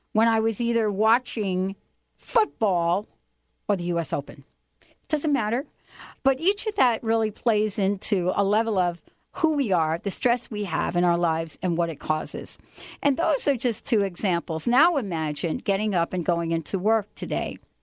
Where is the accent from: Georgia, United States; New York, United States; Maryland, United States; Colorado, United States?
New York, United States; now in Seattle, United States; growing up in New York